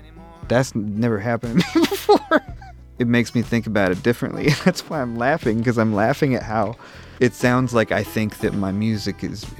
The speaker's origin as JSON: {"language": "English", "region": "Tennessee", "country": "United States", "also_born_or_lived": "New York", "said": "When I first moved back to Tennessee from New York, I had stripped myself of my accent."}